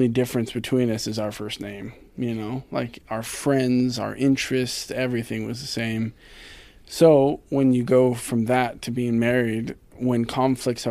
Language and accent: English; Ashland, Oregon, United States; I'm from Ashland